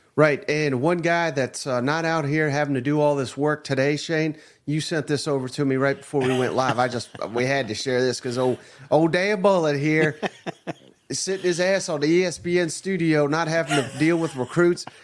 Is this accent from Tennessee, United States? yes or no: yes; Nashville, Tennessee, United States; my hometown, Nashville, Tennessee